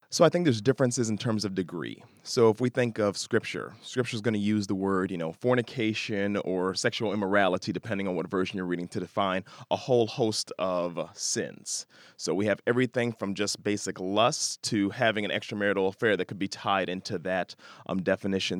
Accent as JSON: {"language": "English", "town": "Chicago", "region": "Illinois", "country": "United States", "tie": "born or raised there", "said": "I'm from Chicago, born and bred now."}